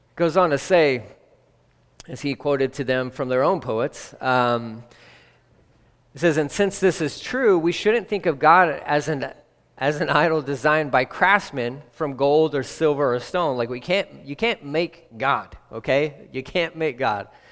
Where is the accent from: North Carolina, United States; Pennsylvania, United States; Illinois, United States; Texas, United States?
Texas, United States; I'm from Texas, but born and raised